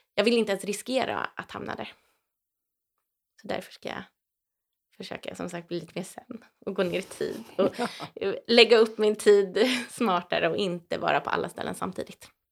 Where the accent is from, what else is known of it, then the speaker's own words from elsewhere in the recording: Täby, Stockholm County, Sweden; moved away as an adult; also born or lived in Teddington, London; now in Vimmerby, Sweden; sen är jag uppväxt i Täby utanför Stockholm